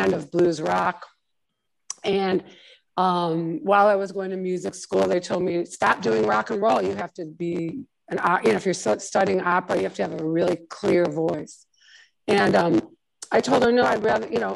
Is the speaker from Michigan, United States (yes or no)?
yes; Detroit, Michigan, United States; also born or lived in Jersey City; I grew up in Detroit